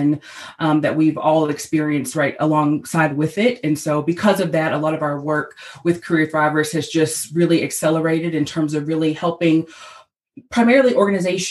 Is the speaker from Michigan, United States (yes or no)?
no; Nashville, Tennessee, United States; I'm from Nashville, Tennessee, and I'm standing in my home office right here in Nashville today